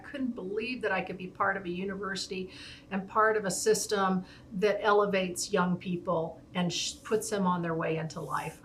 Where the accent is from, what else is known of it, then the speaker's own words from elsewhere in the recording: Phoenix, Arizona, United States; I grew up in Phoenix